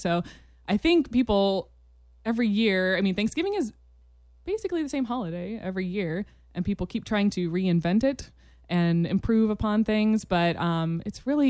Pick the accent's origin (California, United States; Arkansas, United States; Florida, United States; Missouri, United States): Florida, United States; I grew up in Florida